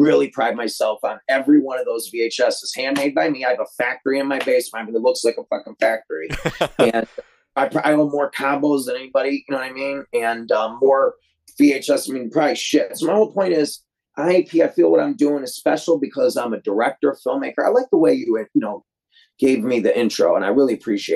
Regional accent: Detroit, Michigan, United States; I'm from Detroit

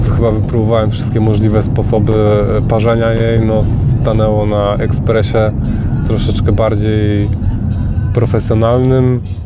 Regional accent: Gdańsk, Pomeranian Voivodeship, Poland; moved away as an adult; now in Northamptonshire, United Kingdom; Urodziłem się w Gdańsku, a obecnie mieszkam w Anglii

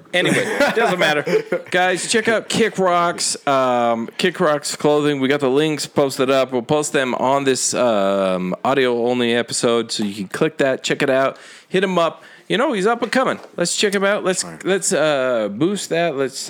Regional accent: Salt Lake City, Utah, United States; born or raised there

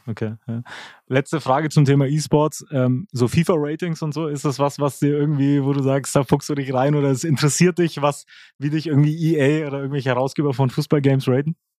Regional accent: Nuremberg, Bavaria, Germany; als Nürnberger

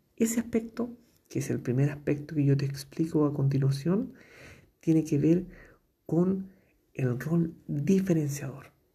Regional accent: Chile; comunicador social de Chile

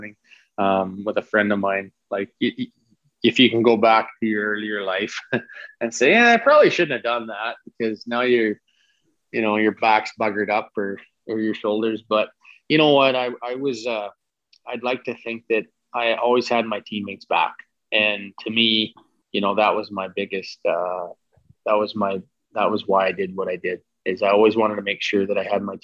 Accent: Saskatoon, Saskatchewan, Canada; I grew up watching Belak in Saskatoon

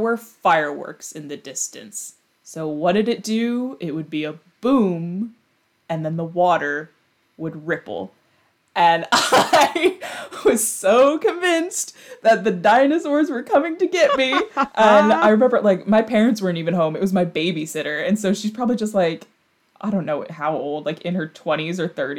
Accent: New York, United States; born and raised in New York

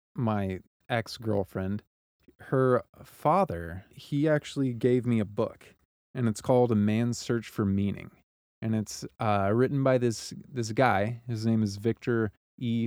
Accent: Joplin, Missouri, United States; also born or lived in Kansas City; I was born and raised in Joplin, Missouri, and it's a town in southwest Missouri

